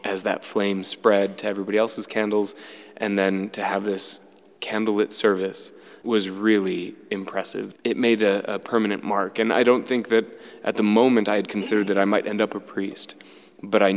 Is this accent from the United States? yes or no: yes; Ohio, United States; I'm not Greek. I am Irish and German by heritage. I was raised in Ohio